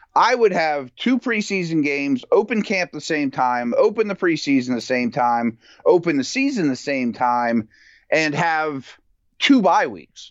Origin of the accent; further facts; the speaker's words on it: Pittsburgh, Pennsylvania, United States; I'm from Pittsburgh